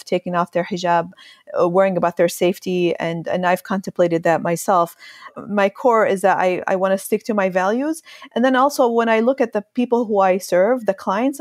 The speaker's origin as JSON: {"language": "English", "country": "Syria", "tie": "born or raised there", "moved": "yes", "lives_now": "United States", "said": "when I grew up in Syria, when I lived in Syria"}